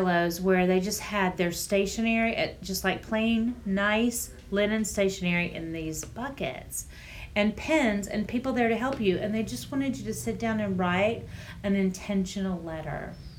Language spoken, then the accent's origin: English; Orlando, Florida, United States; and you know, we're from Orlando, the area that the mouse created